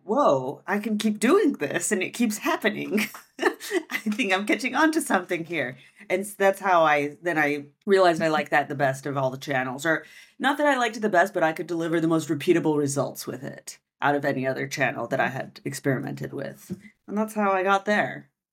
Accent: United States; first language French; now in Barcelona, Spain; I'm from America

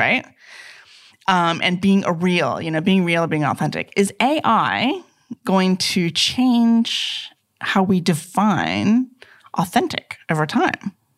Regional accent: United States; moved away; growing up in America

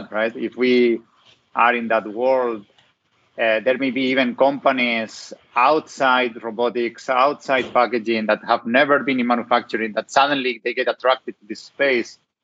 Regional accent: Spain; accent: Hispanic; English is a second language; moved away; have Hispanic roots, so coming from Spain

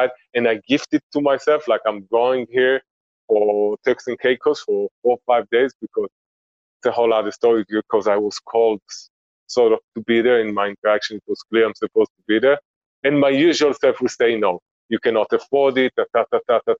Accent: Israel; now in Antigua Guatemala, Guatemala; we grew up in Israel

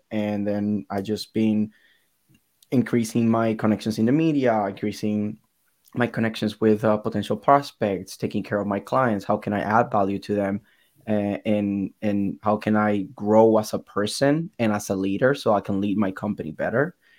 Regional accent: Puerto Rico; English is a second language; moved away as an adult; now in United States; because I'm Puerto Rican, I've been exposed to English a lot

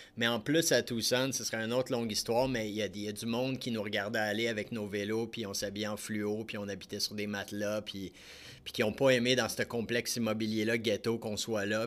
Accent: Lorraine, Quebec, Canada; moi j'ai grandi à Lorraine, pas très loin d'ici.

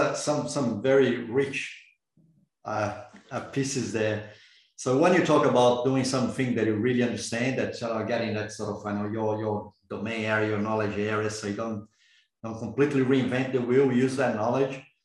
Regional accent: Brazil; moved away; I'm originally from Brazil

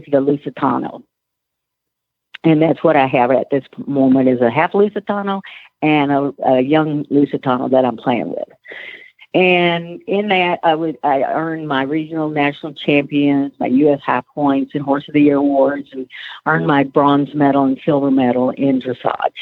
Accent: Waco, Texas, United States; I grew up in Waco, and then I went to Texas A&M University

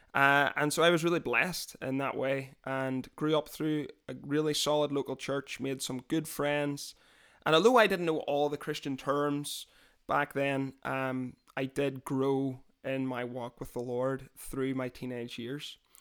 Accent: Londonderry, Northern Ireland, United Kingdom; now in Scotland, United Kingdom; I was born, uh, just outside the city of Londonderry, which is the second biggest city in Northern Ireland

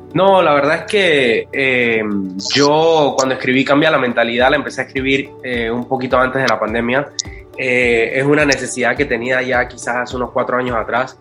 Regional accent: Panama; Yo soy un panameño

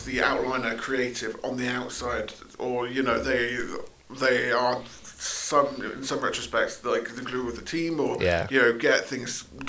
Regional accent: Somerset, South West England, United Kingdom; Because I come from like Somerset, right?

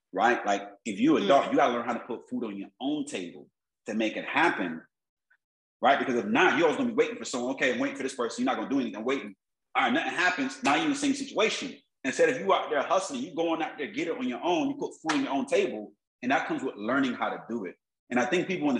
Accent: Miami, Florida, United States; I grew up in Miami, South Florida

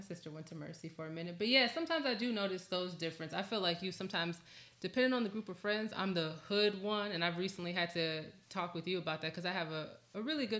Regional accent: Southfield, Michigan, United States; I'm from Southfield.

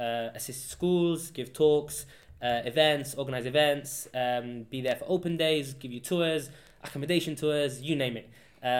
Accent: Gibraltar; moved away as an adult; now in United Kingdom; yeah, I'm from Gibraltar. So I'm an international student, a long way away from home.

